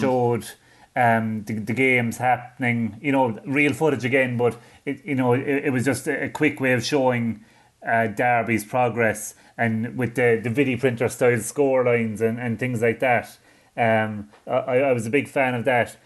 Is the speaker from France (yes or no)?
no; Ireland; I'm not just saying that as an Irishman